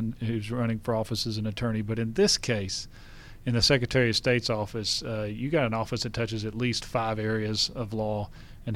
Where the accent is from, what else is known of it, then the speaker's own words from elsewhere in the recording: Gainesville, Georgia, United States; I grew up in Gainesville, Georgia, poultry capital of the world